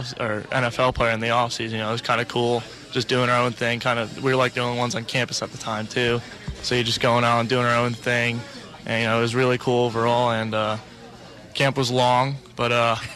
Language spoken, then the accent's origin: English; New Jersey, United States; I'm from North Jersey